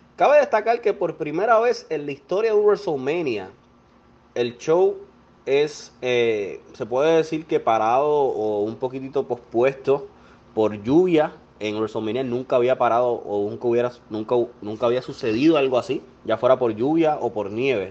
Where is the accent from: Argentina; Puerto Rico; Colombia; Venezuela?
Puerto Rico; soy boricua